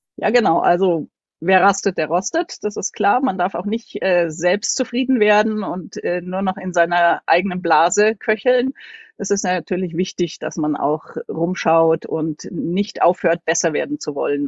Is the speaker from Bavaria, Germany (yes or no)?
yes; Munich, Bavaria, Germany; von der Wohnung, wo ich aufgewachsen bin, bis zu unserem Haus, wo ich jetzt wohne, sind, liegen nur 100 Meter dazwischen. Ansonsten habe ich in München, bin ich zur Schule gegangen, habe dort studiert